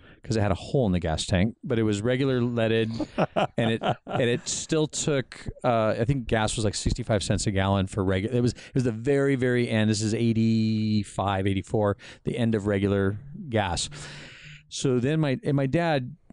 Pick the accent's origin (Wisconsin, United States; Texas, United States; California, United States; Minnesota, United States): California, United States; La Habra; I grew up in La Habra